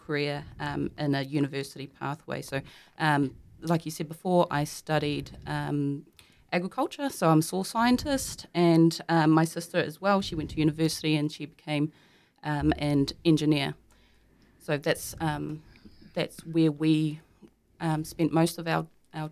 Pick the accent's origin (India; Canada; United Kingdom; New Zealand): New Zealand; Kawerau, Bay of Plenty; growing up in Kawerau